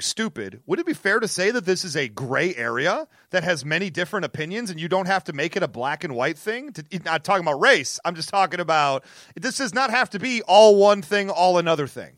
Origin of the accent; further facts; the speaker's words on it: Detroit, Michigan, United States; my hometown of Detroit